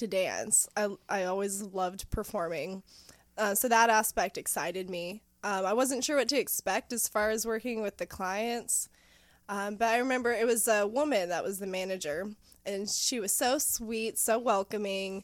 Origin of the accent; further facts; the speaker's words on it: Knoxville, Tennessee, United States; moved away; also born or lived in Virginia / Ohio; So originally I'm from around here, mm-hmm. The Knoxville area. I have moved out, lived all over the place, all over Virginia, different places in Ohio